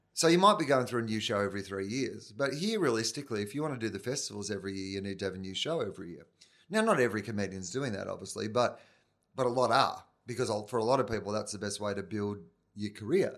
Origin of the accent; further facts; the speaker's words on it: Victoria, Australia; moved away as an adult; also born or lived in Canberra; I was from Victoria